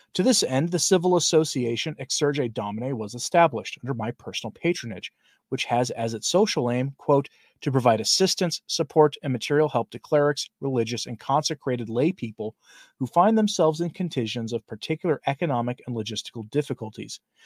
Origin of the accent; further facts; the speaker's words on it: Portland, United States; moved away; I'm from Portland originally